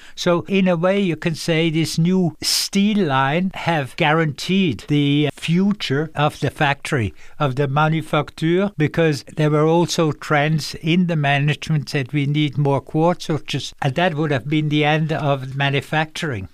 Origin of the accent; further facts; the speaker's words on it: Dübendorf, Zurich, Switzerland; I grew up in a little place called Dubendorf, but Dubendorf was the first official official airport of Zurich